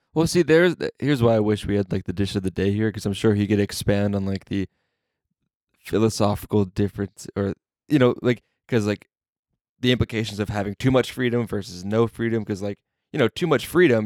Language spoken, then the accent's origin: English; New Jersey, United States; now in Las Vegas, United States; I grew up in New Jersey where you can't smoke indoors